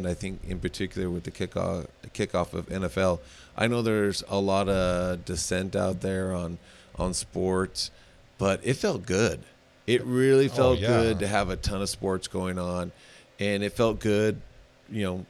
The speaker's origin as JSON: {"language": "English", "town": "Las Vegas", "region": "Nevada", "country": "United States", "tie": "born or raised there", "said": "growing up in Vegas, we've never had a team"}